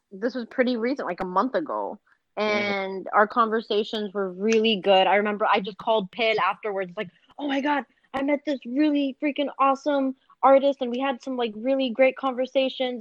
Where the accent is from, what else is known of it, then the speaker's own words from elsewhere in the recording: Duhok, Kurdistan Region, Iraq; moved away; when I was growing up in Duhok